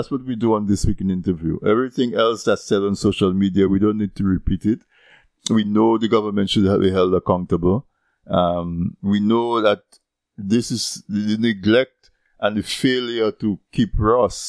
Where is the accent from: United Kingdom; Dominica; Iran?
Dominica; Castle Bruce; I'm from Castlebruce